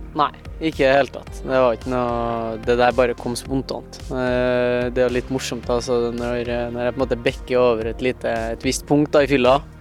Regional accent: Trondheim, Trøndelag, Norway; født og oppvokst i Trondheim

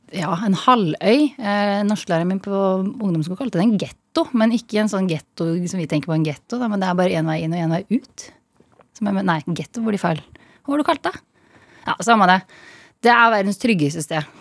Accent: Østfold, Norway; moved away as an adult; also born or lived in Bergen; jeg er fra Østfold

